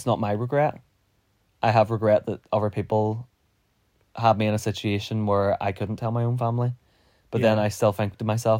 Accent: Northern Ireland, United Kingdom; being a Protestant, like, it is in my mind. Like, I'm a Protestant. I am British

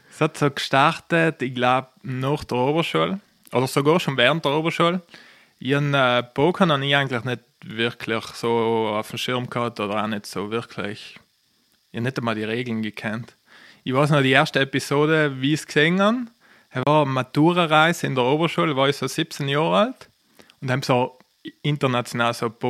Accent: Trentino-Alto Adige, Italy; ich komme aus Südtirol

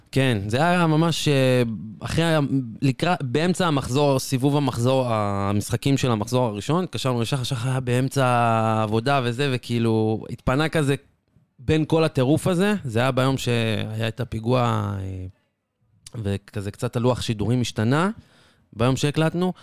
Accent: Israel; רובנו כישראלים

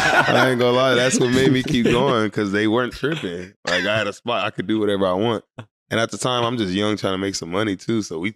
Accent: San Antonio, Texas, United States; born or raised there; also born or lived in Louisiana

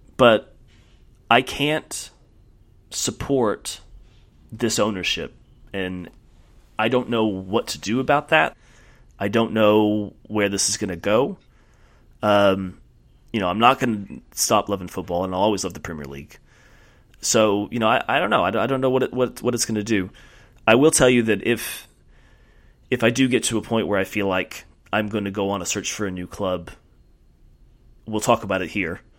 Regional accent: United States

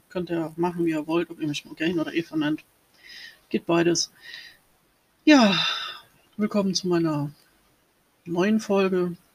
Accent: Rhineland-Palatinate, Germany; born there; Ich bin 78 ähm, geboren worden in der Nähe vom Lacher See im Sternzeichen Zwillinge.

